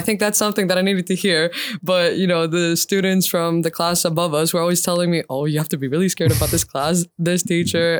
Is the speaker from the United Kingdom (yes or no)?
no; Attica, Greece; I went to kindergarten in the southern suburbs of Attica